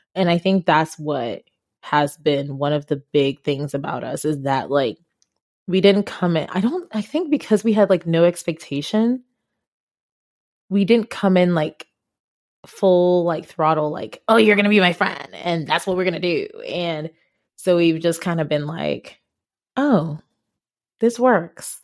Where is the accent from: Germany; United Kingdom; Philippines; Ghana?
Ghana; English is a second language; now in United States; I am African, I am from Ghana, and I am black.